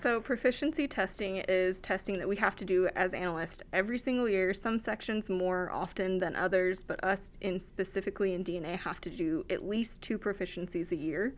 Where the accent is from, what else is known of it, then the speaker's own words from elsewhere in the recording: Battle Mountain, Nevada, United States; also born or lived in Wyoming; now in Reno, United States; moved here when I was very young into rural Nevada, um, specifically Battle Mountain. So, been there since I was three, so definitely Nevada homegrown